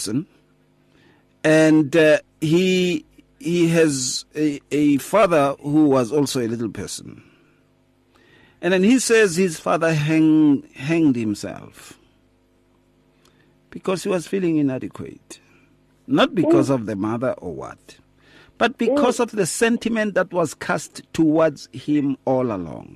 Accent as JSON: {"language": "English", "town": "Atteridgeville", "region": "Gauteng", "country": "South Africa", "tie": "born or raised there", "said": "When I was growing up in Atrichville, in the streets"}